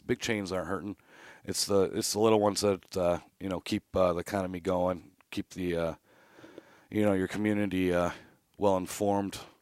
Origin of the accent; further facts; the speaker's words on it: Mentor, Ohio, United States; I grew up playing hockey in the Menor Youth System